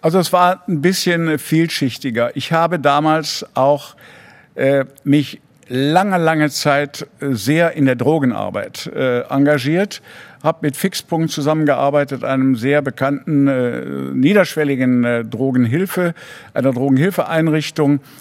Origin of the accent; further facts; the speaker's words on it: Ratingen, North Rhine-Westphalia, Germany; also born or lived in Cologne / Düsseldorf / Hamburg; Ratingen geboren